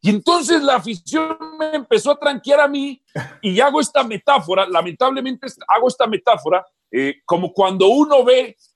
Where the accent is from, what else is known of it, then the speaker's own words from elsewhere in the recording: Guadalajara, Jalisco, Mexico; Yo soy de las chivas, yo soy de Guadalajara.